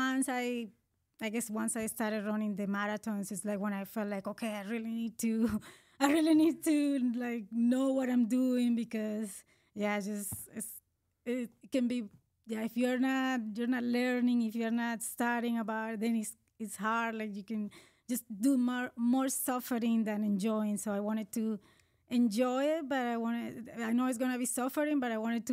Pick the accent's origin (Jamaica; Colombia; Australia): Colombia; English is a second language; moved away as an adult; now in United States; I was born in Colombia in South America